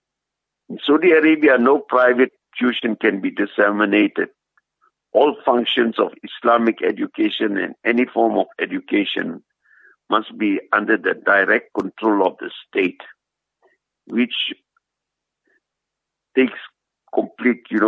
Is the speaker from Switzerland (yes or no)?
no; South Africa; as South African Muslims